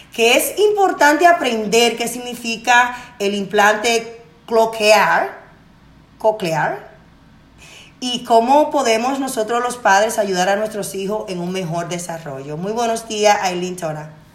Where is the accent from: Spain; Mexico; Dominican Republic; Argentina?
Dominican Republic; Radio República Dominicana, mi tierra